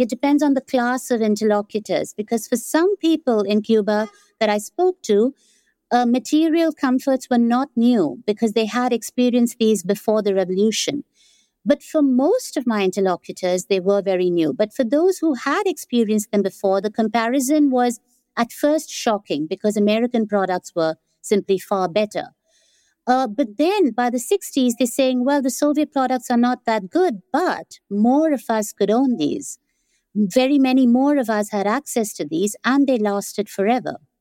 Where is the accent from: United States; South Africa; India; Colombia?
India; now in Amsterdam, Netherlands; growing up in India, that is not how I experienced the Cold War